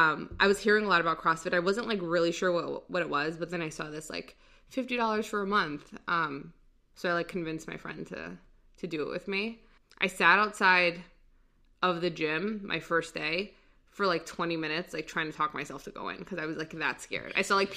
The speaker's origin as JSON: {"language": "English", "region": "Virginia", "country": "United States", "tie": "born or raised there", "also_born_or_lived": "Saudi Arabia", "said": "I grew up in Virginia, most of it."}